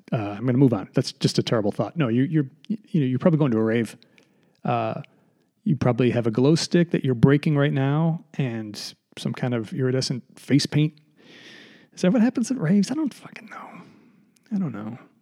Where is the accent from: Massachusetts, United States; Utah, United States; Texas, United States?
Massachusetts, United States; we're from Massachusetts.